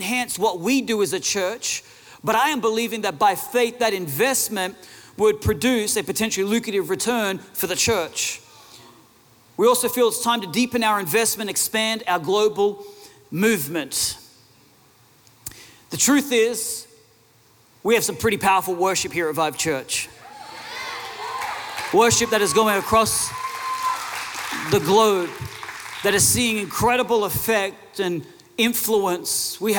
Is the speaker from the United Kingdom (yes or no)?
no; Australia; Now, a lot of people know that we're from Australia.